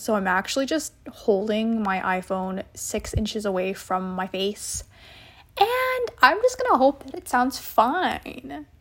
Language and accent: English; San Jose, California, United States; I was born on July eighteenth, two thousand in San Jose